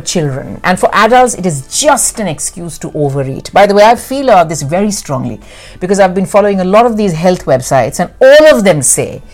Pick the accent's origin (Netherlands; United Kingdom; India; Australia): India; moved away; in India, growing up in India